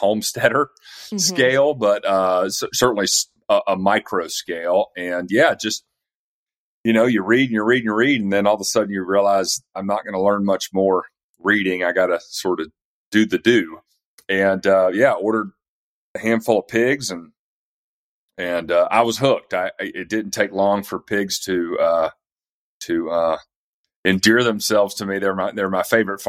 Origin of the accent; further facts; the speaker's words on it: East Tennessee, United States; moved away as an adult; also born or lived in Atlanta; I'm from East Tennessee originally and sort of moved back up here